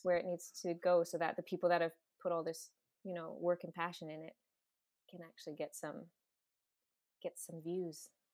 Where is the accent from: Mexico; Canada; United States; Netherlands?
Canada; West Coast; now in Toronto, Canada; growing up on the West Coast too, like, being in L